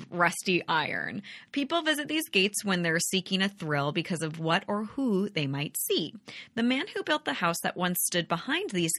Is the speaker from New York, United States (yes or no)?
yes; New York, United States